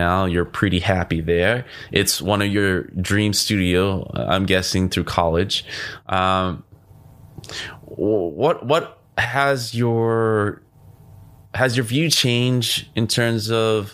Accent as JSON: {"language": "English", "area": "Orange County", "region": "California", "country": "United States", "tie": "born or raised there", "said": "Orange County, which is my hometown. Or home county. That's where I spent most of my time growing up."}